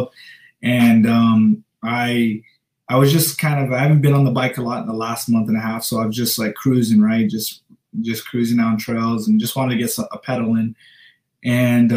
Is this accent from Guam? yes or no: yes; Dededo, Guam; moved away; So I'm from Guam, you know, Dedero, Guam. I'm proud of where I'm from. Gives me humble, you know, my upbringing was very humble.